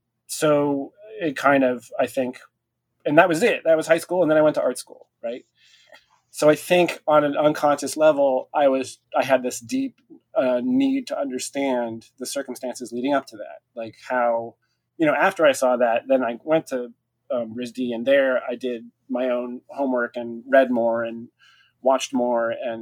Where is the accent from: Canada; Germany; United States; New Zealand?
United States; California; also born or lived in Montana, United States; I grew up on the West Coast in California. I grew till the age of 10 in Montana, and then junior high and high school was in California in the Bay Area.